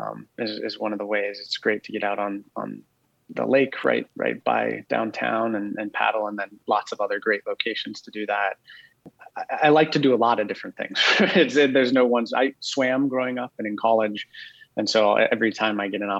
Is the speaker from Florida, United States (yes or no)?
no; Boulder, Colorado, United States; moved away as an adult; now in Austin, United States; I'm actually, I'm from Colorado. I grew up in Boulder